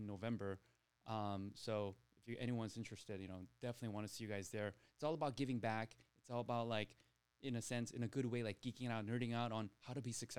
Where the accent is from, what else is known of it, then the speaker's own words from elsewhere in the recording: Torrance, California, United States; I grew up here in South Bay in Torrance